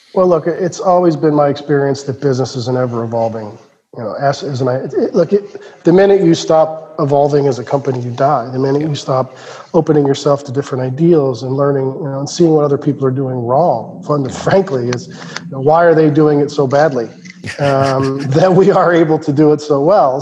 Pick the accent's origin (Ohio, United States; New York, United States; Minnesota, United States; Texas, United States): Ohio, United States; Cincinnati; was born and raised in Cincinnati, Ohio